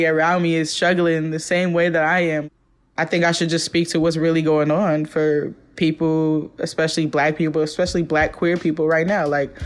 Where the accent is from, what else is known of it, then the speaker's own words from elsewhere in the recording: Oakland, California, United States; moved away as an adult; now in New York, United States; growing up in East Oakland